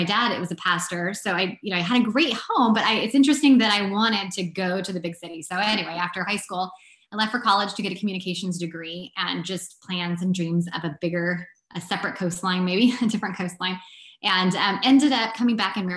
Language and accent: English; South Central Washington, United States; I'm from South Central Washington. So like the non-Seattle part of the state.